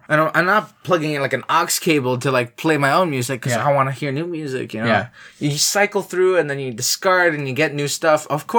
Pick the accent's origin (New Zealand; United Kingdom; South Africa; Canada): Canada; I'm a Canadian with Latino blood running through me, but I'm still Canadian. Okay, I was born here.